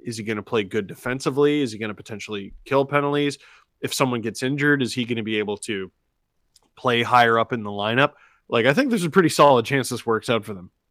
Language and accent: English; Toronto, Ontario, Canada; we grew up in Scarborough